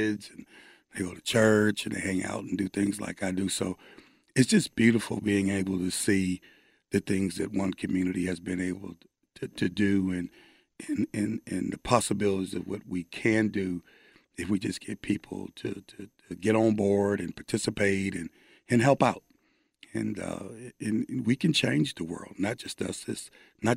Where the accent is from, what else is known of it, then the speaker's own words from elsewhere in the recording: Ohio, United States; moved away as an adult; also born or lived in Oklahoma; now in Dallas, United States; as a kid growing up in Ohio